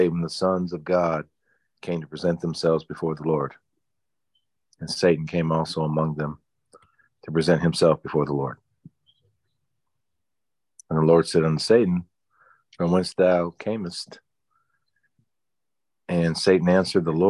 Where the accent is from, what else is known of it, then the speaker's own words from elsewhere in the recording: Roxboro, North Carolina, United States; my hometown, Roxboro